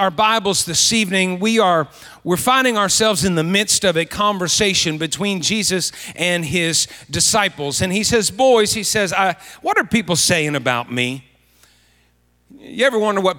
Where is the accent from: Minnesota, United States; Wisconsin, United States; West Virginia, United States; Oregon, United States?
West Virginia, United States; Fairmont; moved away; Patty and I are from this area, Fairmont area, and of course I grew up everywhere around Marion County, so this feels like home to us